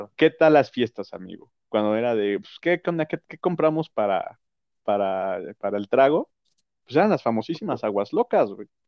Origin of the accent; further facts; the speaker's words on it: Mexico; also born or lived in United States; now in Mexico City, Mexico; nosotros como mexicanos